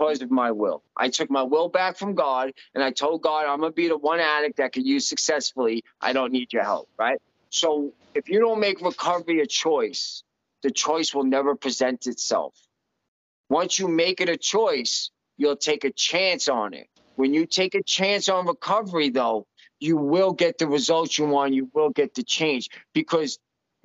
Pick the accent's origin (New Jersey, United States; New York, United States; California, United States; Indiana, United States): New York, United States; moved away as an adult; I'm from New York